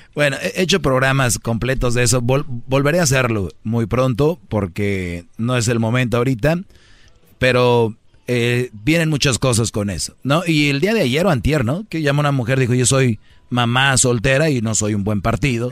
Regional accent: Mexico; moved away

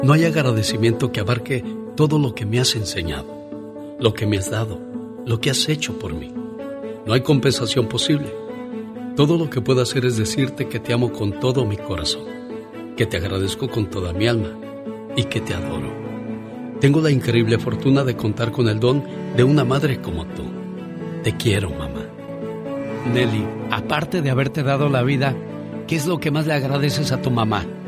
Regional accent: Guerrero, Mexico; moved away; Un día salí de Guerrero, pero Guerrero nunca salió de mí

